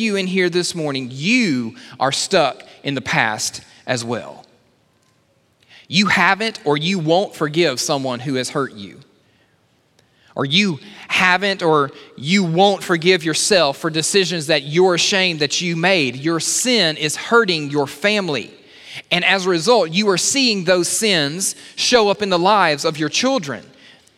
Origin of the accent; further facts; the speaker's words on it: Alabama, United States; I'm from Alabama.